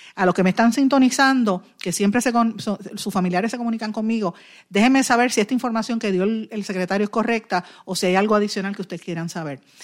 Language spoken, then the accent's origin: Spanish; Puerto Rico; somos nosotros los puertorriqueños